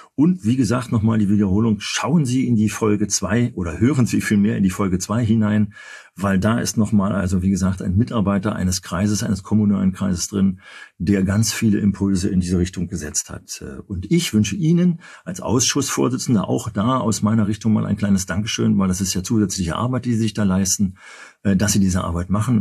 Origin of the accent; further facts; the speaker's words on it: Berlin, Germany; als Berliner